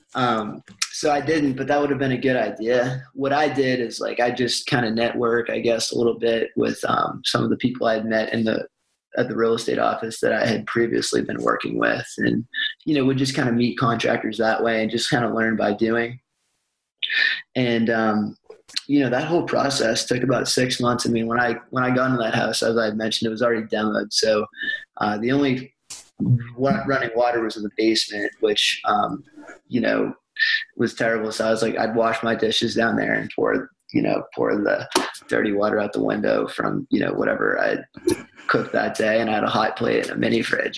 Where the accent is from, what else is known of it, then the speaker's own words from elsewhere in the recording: Boston, Massachusetts, United States; moved away as an adult; also born or lived in Tucson, Arizona; now in Birmingham, United States; grew up in Boston